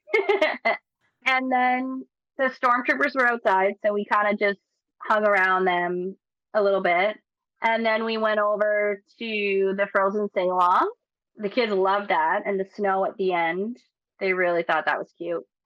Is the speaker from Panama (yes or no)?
no; Nova Scotia, Canada; I'm from Nova Scotia